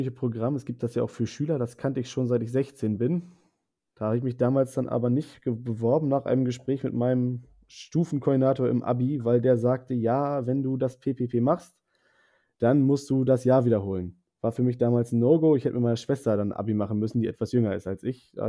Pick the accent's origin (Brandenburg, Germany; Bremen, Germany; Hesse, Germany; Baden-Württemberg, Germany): Bremen, Germany; Bremerhaven; Also ich komme aus Bremerhaven, also mhm. einer der eher nördlicheren Teilnehmer.